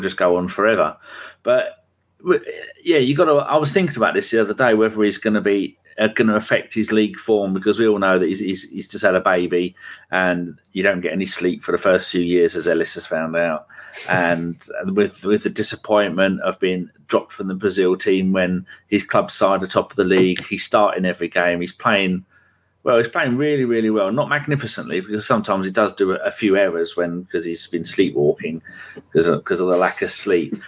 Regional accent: England, United Kingdom; being English

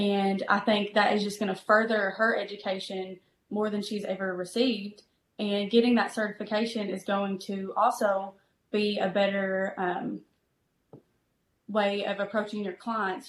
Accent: Prestonsburg, Kentucky, United States; also born or lived in Garrett, Kentucky / Richmond, Kentucky; I grew up in this area in Prestonsburg, Kentucky. I'm originally from Garrett, which is maybe 15 minutes from Prestonsburg

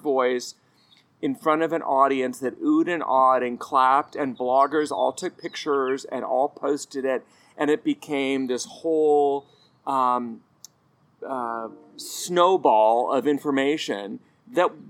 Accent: United States; As an American

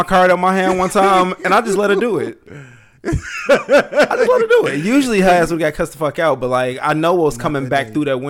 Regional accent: Chicago, Illinois, United States; moved away; my hometown, Chicago.

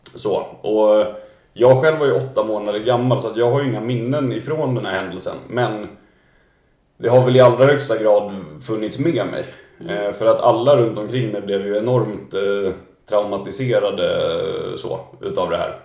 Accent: Stockholm, Stockholm County, Sweden; jag är ju född då och uppvuxen här i Stockholm, i Vasastan

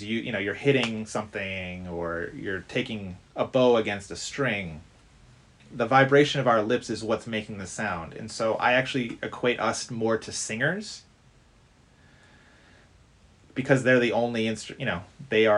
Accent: Detroit, Michigan, United States; I grew up in the Detroit area of Michigan

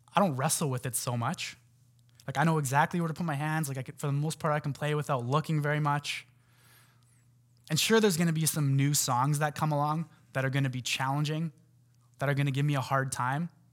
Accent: North Vancouver, British Columbia, Canada; I grew up in Lynn Valley

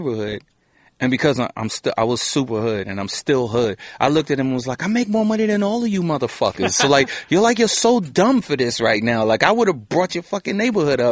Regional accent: New York City, New York, United States; I'm from Crown Heights

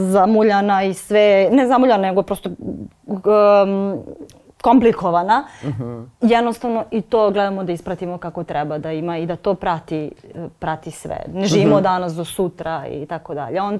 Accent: Vrnjačka Banja, Šumadija and Western Serbia, Serbia; Ja sam inače iz Vrnjačke banje, tamo

